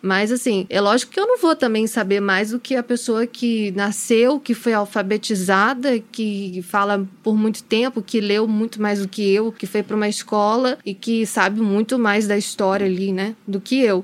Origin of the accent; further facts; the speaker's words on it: Brazil; accent: Brazilian; moved away as an adult; also born or lived in Spain; o meu sotaque brasileiro